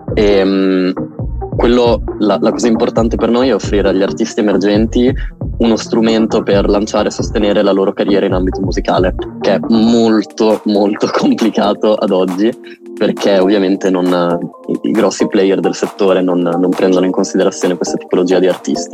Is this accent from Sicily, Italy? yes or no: no; Emilia-Romagna, Italy; noi emiliano romagnoli